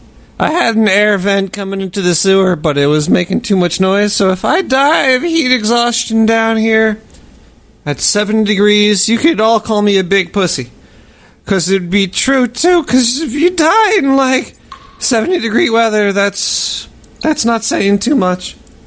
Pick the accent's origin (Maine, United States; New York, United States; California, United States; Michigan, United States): New York, United States; Brooklyn; I'm from Brooklyn. Calm down.